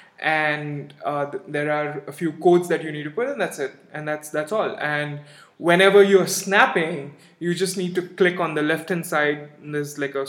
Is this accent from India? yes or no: yes; India; we are from India